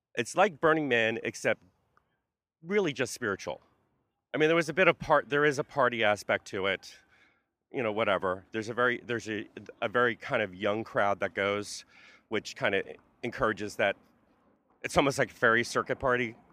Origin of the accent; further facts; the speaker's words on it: Carteret, New Jersey, United States; moved away as an adult; also born or lived in North Brunswick, New Jersey / San Francisco; now in New York, United States; Carteret, New Jersey is where I started and ended in, uh, North Brunswick, New Jersey